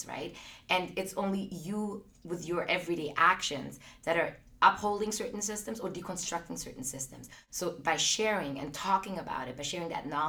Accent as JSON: {"language": "English", "country": "Austria", "tie": "born or raised there", "said": "I grew up in Austria."}